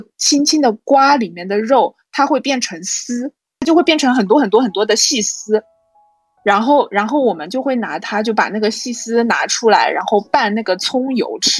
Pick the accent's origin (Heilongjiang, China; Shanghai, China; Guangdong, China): Shanghai, China; Chongming; 我是上海人，但是呢我是上海崇明人